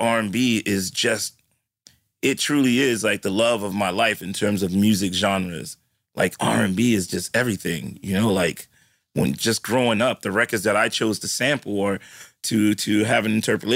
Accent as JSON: {"language": "English", "town": "New York City", "region": "New York", "country": "United States", "said": "I'm from the Bronx"}